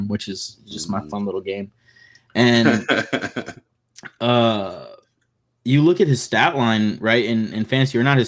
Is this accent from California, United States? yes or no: no; New York, United States; I'm from New York and so half my family are Jets fans.